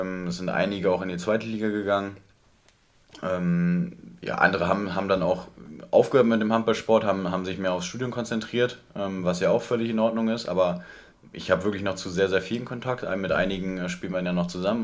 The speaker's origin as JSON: {"language": "German", "town": "Marienheide", "region": "North Rhine-Westphalia", "country": "Germany", "tie": "born or raised there", "also_born_or_lived": "Gummersbach", "said": "gebürtig, also geboren im Krankenhaus in Gummersbach, ähm, mhm. aufgewachsen dann aber in Marienheide"}